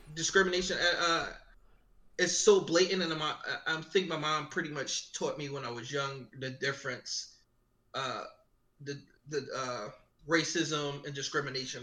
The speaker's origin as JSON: {"language": "English", "town": "Philadelphia", "region": "Pennsylvania", "country": "United States", "tie": "born or raised there", "said": "I grew up in uh, West Philly. Actually, my mom went to school with uh, Will Smith. So I grew up in Upland Way uh, uh, in West Philly"}